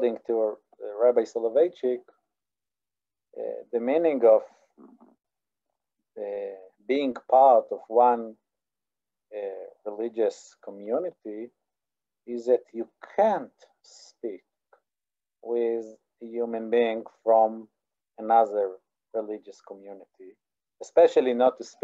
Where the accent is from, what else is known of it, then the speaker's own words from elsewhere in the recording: Israel; I'm from Israel